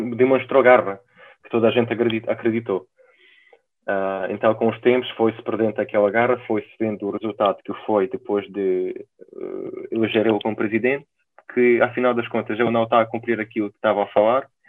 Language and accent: Portuguese; Ukraine; Portuguese is a second language; now in Portugal; eu sou ucraniano, sou da Ucrânia